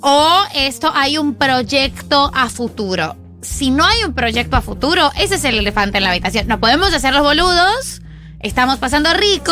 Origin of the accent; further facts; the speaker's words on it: France; also born or lived in Argentina; now in Paris, France; Yo soy de Francia